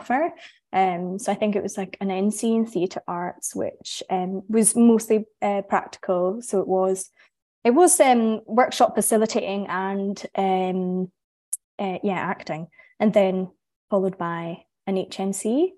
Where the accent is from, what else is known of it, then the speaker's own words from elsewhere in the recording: Inverness, Scotland, United Kingdom; also born or lived in Edinburgh; I grew up in Inverness